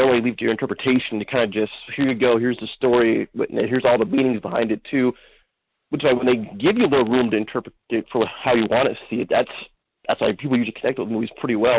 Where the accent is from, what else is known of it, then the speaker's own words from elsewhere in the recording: Pomona, California, United States; now in Perris, United States; I was born in Pomona